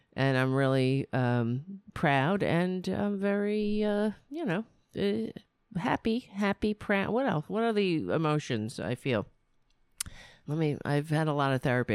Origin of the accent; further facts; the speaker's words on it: United States; Being an American